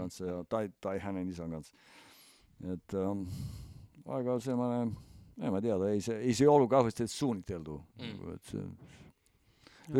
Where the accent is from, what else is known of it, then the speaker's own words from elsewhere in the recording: Estonia; meillä Eestissä